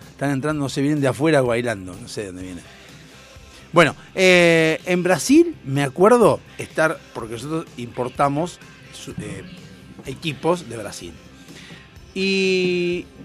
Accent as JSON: {"language": "Spanish", "country": "Argentina"}